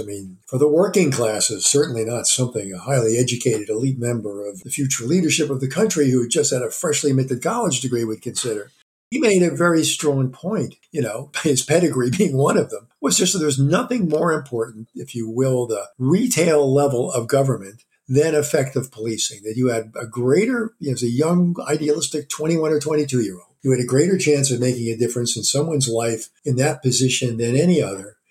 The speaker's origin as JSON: {"language": "English", "area": "Jersey Shore", "region": "New Jersey", "country": "United States", "also_born_or_lived": "Philadelphia", "moved": "yes", "said": "I was from the Jersey Shore"}